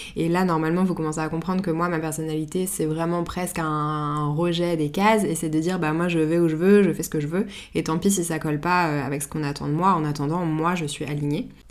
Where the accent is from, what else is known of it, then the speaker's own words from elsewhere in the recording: Paris, Île-de-France, France; je suis née et j'ai grandi à Paris